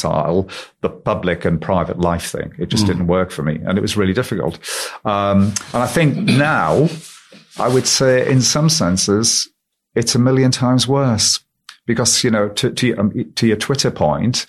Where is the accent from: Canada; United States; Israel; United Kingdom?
United Kingdom; the North East, North East England; I'm from the Northeast. I still live in the Northeast. It's my home. It always has been.